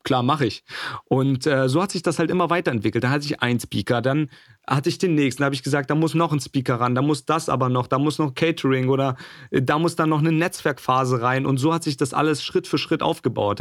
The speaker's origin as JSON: {"language": "German", "region": "Berlin", "country": "Germany", "also_born_or_lived": "Jena", "moved": "as an adult", "said": "ich, ich, bin Berliner, bin, bin dann nach Jena gezogen, habe dort studiert"}